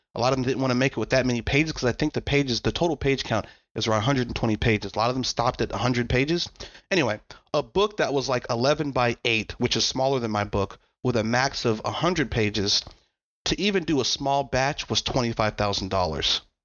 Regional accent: United States; I was a dude from America.

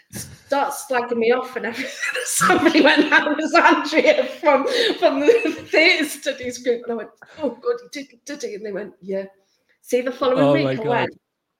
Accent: Wales, United Kingdom; And I just moved down south from North Wales at that point.

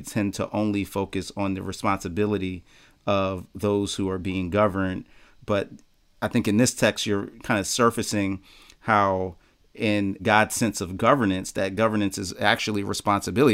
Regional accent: Philadelphia, Pennsylvania, United States; I'm from Philly

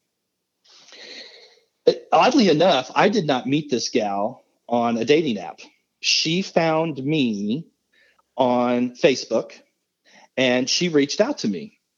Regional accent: Midwest, United States; I'm all dude from the Midwest

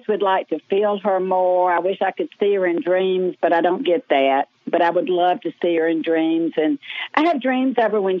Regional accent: Birmingham, Alabama, United States; accent: Southern; I'm from Birmingham, Alabama

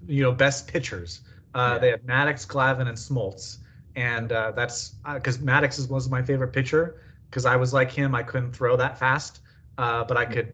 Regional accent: California, United States; also born or lived in Colorado; I was born in Colorado, but moved to California when I was really young.

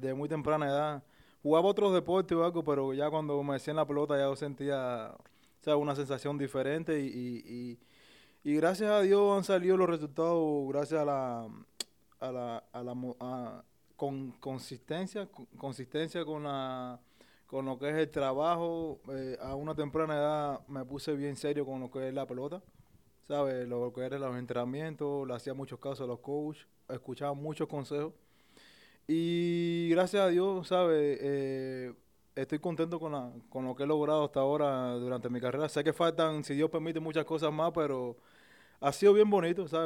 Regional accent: Isla de la Juventud, Cuba; moved away as an adult; yo soy de la isla, es una isla que está fuera de, Cuba

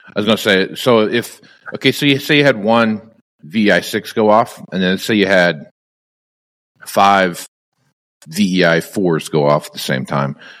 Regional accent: Kansas, United States; growing up in Kansas where it could be 105 degrees during the day

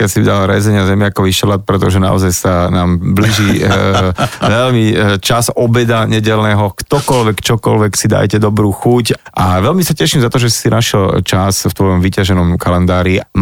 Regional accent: Bratislava, Bratislava Region, Slovakia; born or raised there

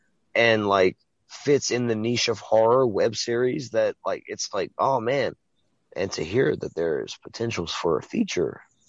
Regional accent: Cajun country, Louisiana, United States; I'm from Louisiana. I'm from Cajun country. I'm a Cajun. I love the culture that we do have, the good parts of it.

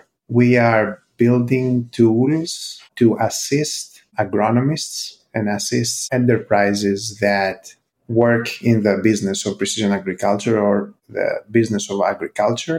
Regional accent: Greece; moved away as an adult; also born or lived in United States; I'm originally from Greece

